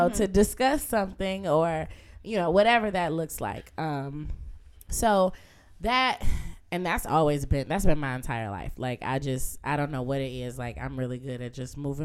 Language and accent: English; Muskegon, Michigan, United States; now in Detroit, United States; the loss of not living in my hometown